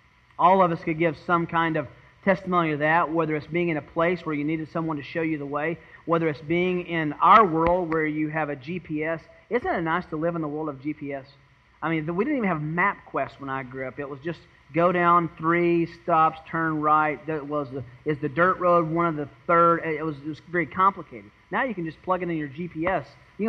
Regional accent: Tennessee, United States; I was born in Tennessee. I feel pretty comfortable in the woods.

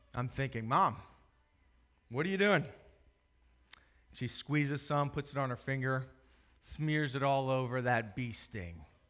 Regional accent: Howard County, Maryland, United States; I grew up in Howard County, just north of here

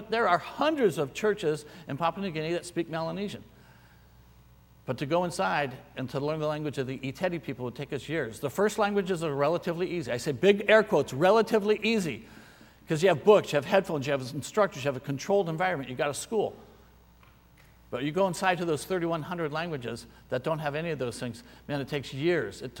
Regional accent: San Francisco, California, United States; born there; my dad was in the Navy. I was born in San Francisco.

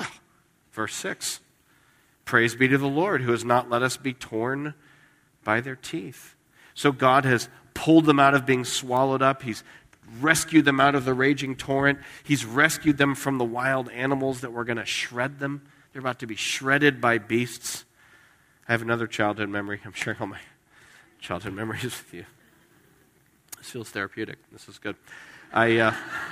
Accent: Las Vegas, Nevada, United States; moved away; I grew up in Las Vegas.

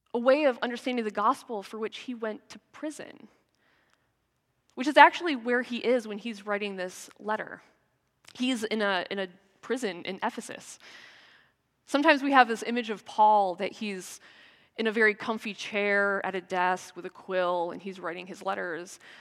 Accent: United States; moved away; As an American

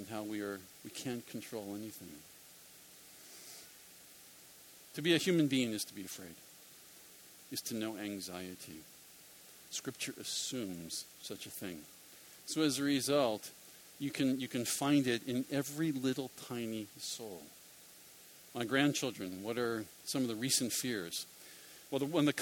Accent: Philadelphia, Pennsylvania, United States; I'm from Philadelphia

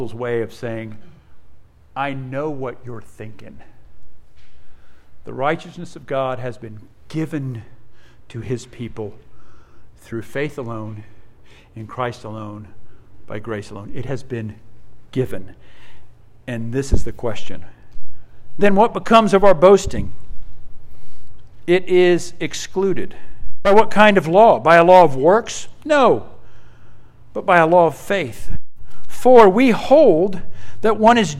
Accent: Australia; also born or lived in Netherlands (ancestry); now in United States; I was born in Australia, came to the U.S. in 1973

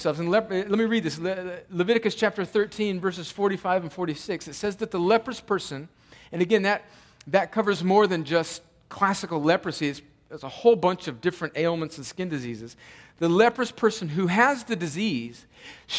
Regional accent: Southern California, United States; I grew up in Southern California

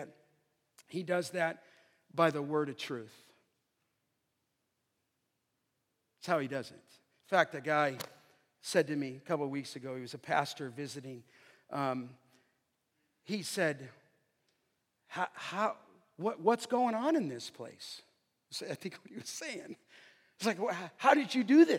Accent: Los Angeles, California, United States; I was a pagan kid growing up in the San Fernando Valley

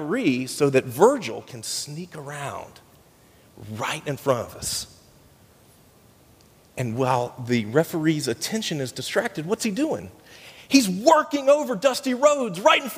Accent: United States; I grew up in Polk County

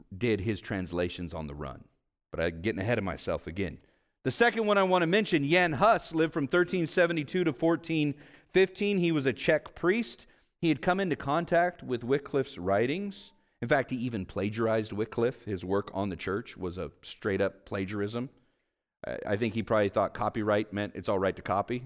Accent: Vallejo, California, United States; I grew up in Vallejo

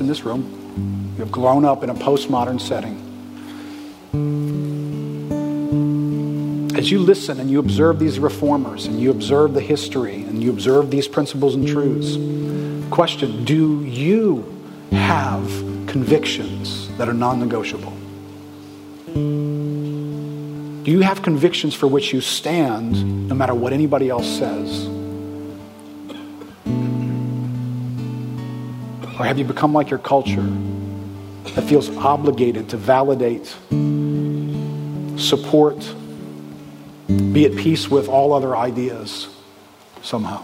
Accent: New Orleans, Louisiana, United States; I'm from here. I'm from New Orleans.

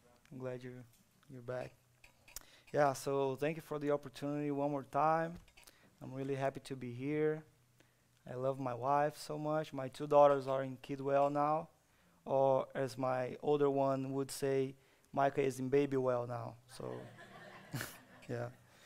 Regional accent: Brazil; moved away; So, I'm from Brazil. I grew up in Brazil

